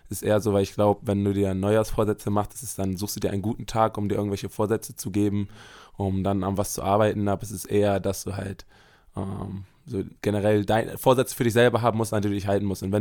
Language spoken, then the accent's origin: German; Bremen, Germany; ich bin Bremer.